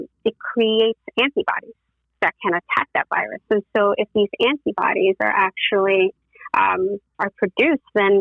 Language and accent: English; New York City, New York, United States; moved away as an adult; also born or lived in Tennessee; born and raised in the Bronx, my parents still live in the same apartment that I was born